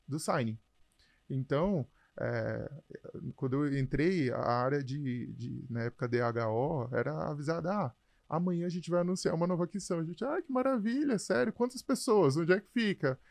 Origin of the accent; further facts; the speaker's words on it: São Luís, Maranhão, Brazil; moved away as an adult; also born or lived in Canada / Brasília / Mato Grosso / Amazonas; Eu sou de São Luís, no Maranhão